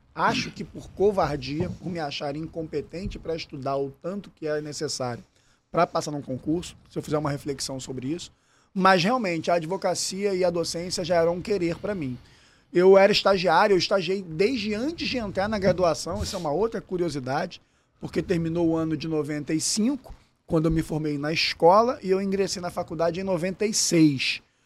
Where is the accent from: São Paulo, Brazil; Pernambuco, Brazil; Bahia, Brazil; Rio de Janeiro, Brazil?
Rio de Janeiro, Brazil; accent: carioca; also born or lived in São Lourenço, Minas Gerais; tem um baita sotaque carioquês aqui, mas sou natural de São Lourenço, Minas Gerais, sul de Minas. E, na verdade, nasci lá com meus pais já morando aqui no Rio de Janeiro